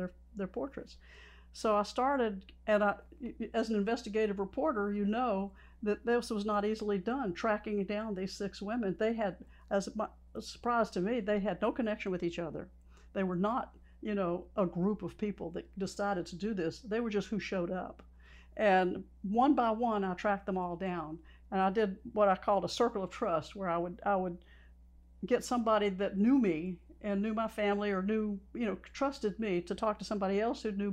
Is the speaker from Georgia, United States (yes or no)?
yes; Albany, Georgia, United States; I grew up in Albany, went to Albany High School